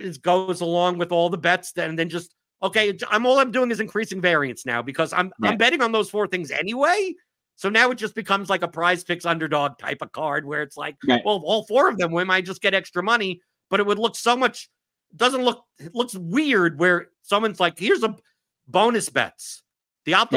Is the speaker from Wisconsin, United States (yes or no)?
no; New York City, New York, United States; I come from New York City